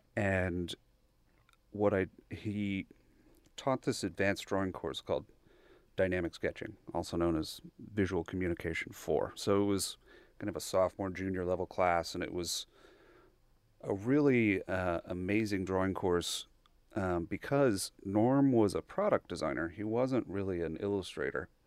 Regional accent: Bryan, Texas, United States; born or raised there

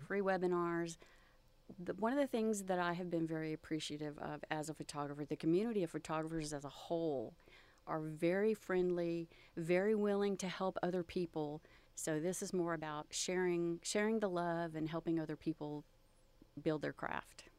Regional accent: Texas Gulf Coast, United States; growing up along the Gulf Coast

